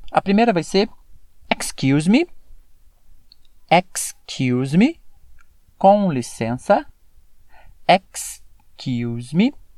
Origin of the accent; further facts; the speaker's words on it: Brazil; como brasileiro falando